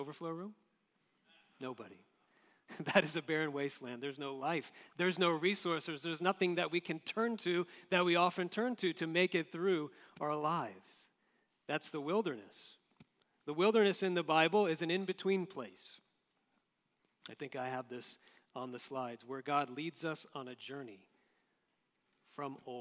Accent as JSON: {"language": "English", "region": "Florida", "country": "United States", "tie": "born or raised there", "said": "Growing up in Florida in the East Coast"}